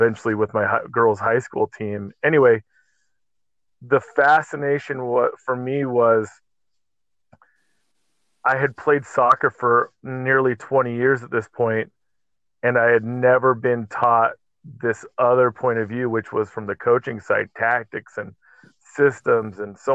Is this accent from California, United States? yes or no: yes; Southern California, United States; moved away as an adult; now in Utah, United States; I grew up in Southern California, played soccer